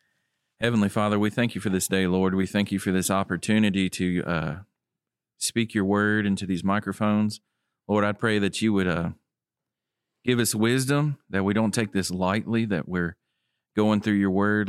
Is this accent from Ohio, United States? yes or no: no; Tipton County, Tennessee, United States; I'm from Tipton County